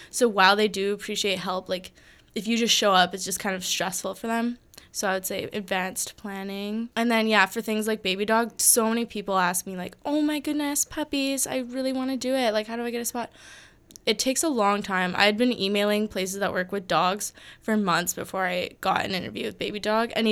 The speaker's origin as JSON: {"language": "English", "town": "Yellowknife", "region": "Northwest Territories", "country": "Canada", "tie": "born or raised there", "moved": "as an adult", "lives_now": "Victoria, Canada", "said": "I'm going to be moving to my hometown and now which is which is Yellowknife, Northwest Territories."}